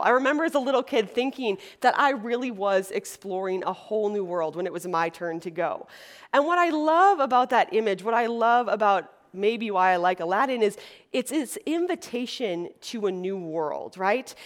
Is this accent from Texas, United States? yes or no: no; Wisconsin, United States; moved away as an adult; now in Los Angeles, United States; I'm from Wisconsin, which is a little state in the Midwest. And so I grew up in a community of 14 girls